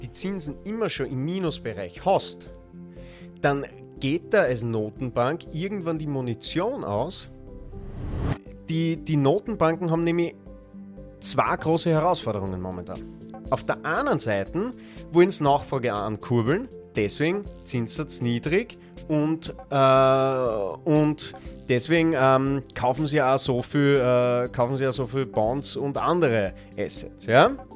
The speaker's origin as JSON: {"language": "German", "town": "Graz", "region": "Styria", "country": "Austria", "said": "bei uns in Graz"}